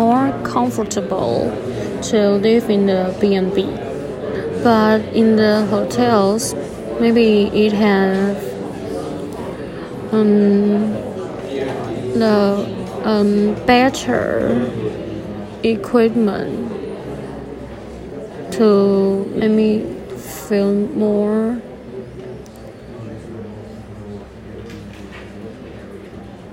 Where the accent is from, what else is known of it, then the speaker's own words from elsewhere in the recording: Kaohsiung, Taiwan; English is a second language; now in Kinmen, Taiwan; my hometown is Kaohsiung